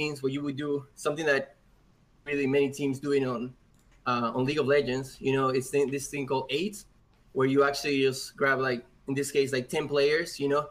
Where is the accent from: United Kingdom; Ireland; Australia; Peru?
Peru; now in Texas, United States; I live in Texas, but I'm actually from Peru